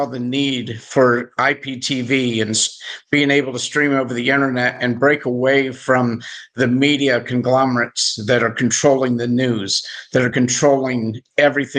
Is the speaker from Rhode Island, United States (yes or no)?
no; Indiana, United States; I'm from Indiana, so you know we live and breathe basketball there in Indiana as well.